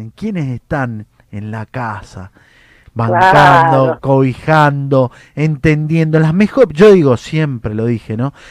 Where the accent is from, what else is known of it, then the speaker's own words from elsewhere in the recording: Mendoza, Argentina; yo soy un hombre que viene del interior. Eh, yo vengo de Mendoza.